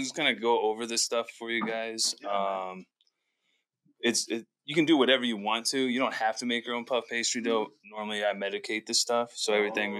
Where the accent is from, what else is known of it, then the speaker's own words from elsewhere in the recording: Midwest, United States; I'm from the Midwest